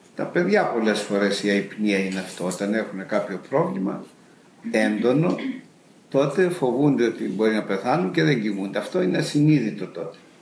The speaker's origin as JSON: {"language": "Greek", "region": "Macedonia", "country": "Greece", "tie": "born or raised there", "also_born_or_lived": "England", "moved": "as an adult", "said": "στη Μακεδονία που γεννήθηκα εγώ"}